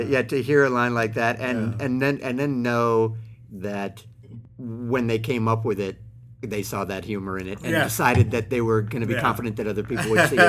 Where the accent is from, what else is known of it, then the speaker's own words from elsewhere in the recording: Bay Area, California, United States; I grew up in the Bay Area through the 80s